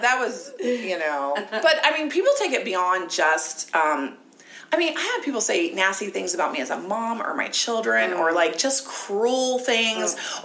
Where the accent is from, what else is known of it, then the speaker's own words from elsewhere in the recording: Ohio, United States; moved away; I grew up in Ohio